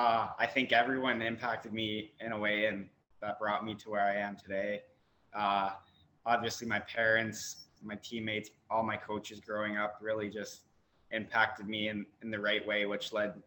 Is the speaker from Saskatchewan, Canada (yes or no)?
no; Kitchener, Ontario, Canada; basically my whole life, ever since I started playing, it's been in Kitchener, KMHA hockey all the way up.